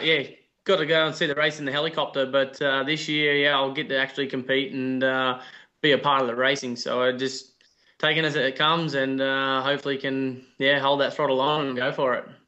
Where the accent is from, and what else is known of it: Australia; accent: Australian